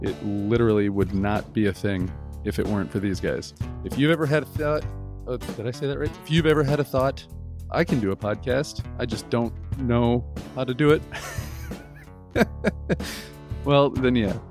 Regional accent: Lansing, Michigan, United States; now in Grandville, United States; I'm originally from Lansing.

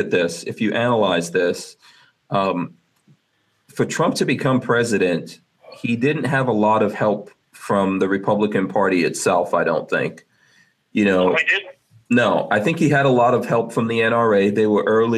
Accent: New York, United States; also born or lived in Guyana; I've been living in America. I grew up in New York

